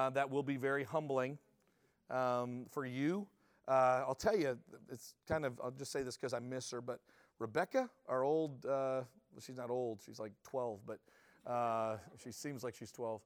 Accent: Canada

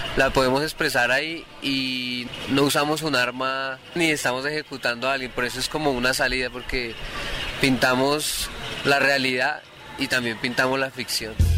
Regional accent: Soacha, Cundinamarca, Colombia; yo crecí en Soacha

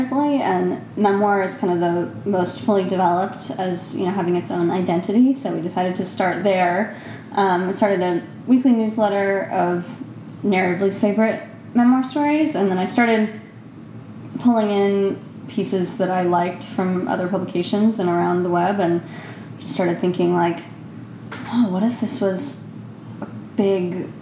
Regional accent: New York City, New York, United States; I'm from here. Yeah, I grew up

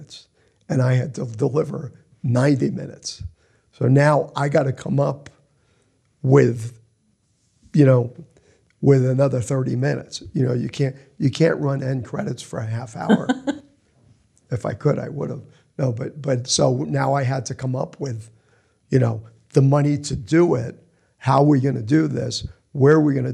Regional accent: New Jersey, United States; now in Los Angeles, United States; we grew up in Jersey

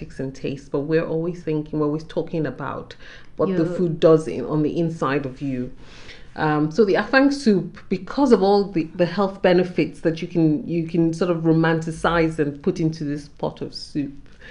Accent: Nigeria; as a Nigerian woman

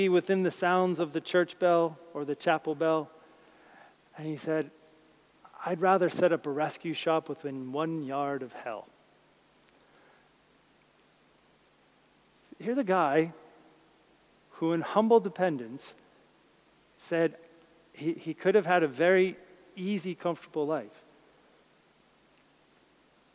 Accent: New Jersey, United States; where I grew up in New Jersey

